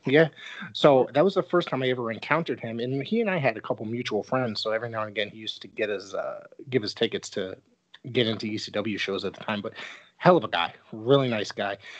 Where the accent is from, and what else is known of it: Connecticut, United States